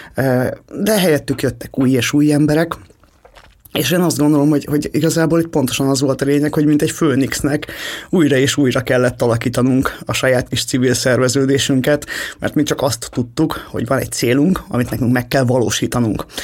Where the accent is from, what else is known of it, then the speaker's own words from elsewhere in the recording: Hungary; mi mindannyian magyarok vagyunk